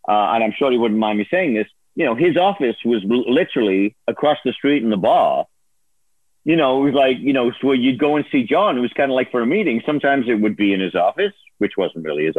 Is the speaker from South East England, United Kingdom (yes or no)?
no; Liverpool, North West England, United Kingdom; moved away; I'm from Liverpool.